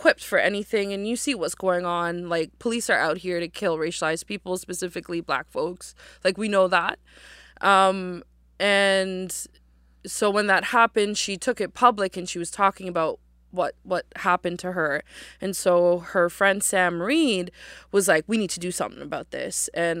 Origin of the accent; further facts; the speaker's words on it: Halifax, Nova Scotia, Canada; I was born and raised here in Jibuktuk in Halifax, and my mom's family came here in the 70s.